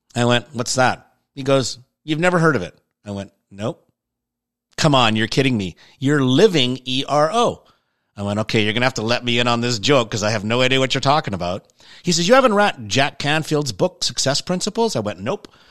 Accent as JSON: {"language": "English", "country": "Canada", "said": "I'm Canadian"}